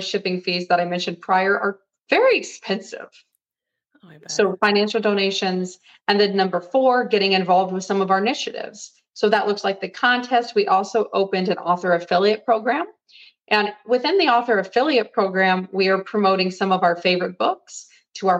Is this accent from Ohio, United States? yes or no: yes; an hour south of Cleveland, Ohio, United States; I'm from Ohio. I'm from an hour south of Cleveland